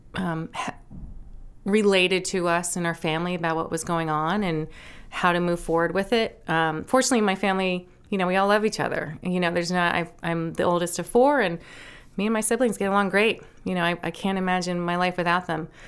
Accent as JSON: {"language": "English", "town": "Nantucket", "region": "Massachusetts", "country": "United States", "tie": "born or raised there", "also_born_or_lived": "New York City", "moved": "yes", "lives_now": "Maine, United States", "said": "I grew up on Nantucket. My parents, um, moved from New York City in nineteen seventy-one when I was just about three, moved us to the beach"}